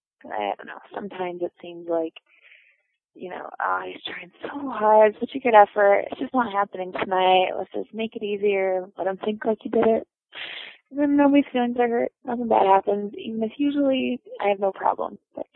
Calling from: Colorado, United States; Hi, Dan. I'm calling from Colorado.

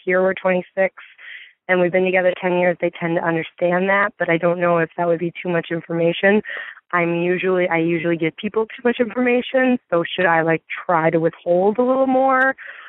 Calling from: Midwest, United States; I'm calling from the Midwest.

